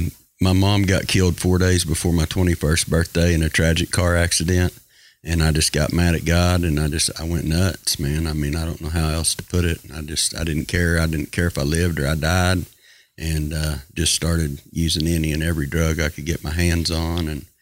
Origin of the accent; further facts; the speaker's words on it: Sayre, United States